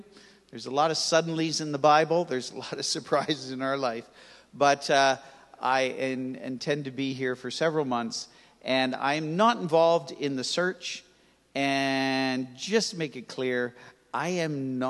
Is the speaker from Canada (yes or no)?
yes; Toronto, Ontario, Canada; I grew up in Toronto, on the West End, most of the time in Etobicoke, in a place called Rexdale